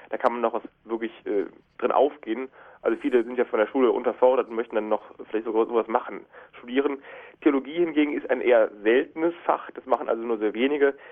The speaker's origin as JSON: {"language": "German", "town": "Cologne", "region": "North Rhine-Westphalia", "country": "Germany", "said": "Ja, ich spreche nur Hochdeutsch, kein Kölsch, aber ich bin doch sehr mit Köln verbunden."}